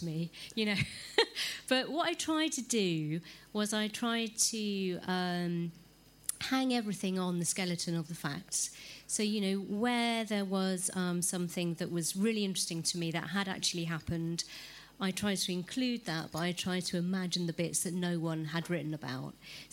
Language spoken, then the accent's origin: English; England, United Kingdom; I'm an English woman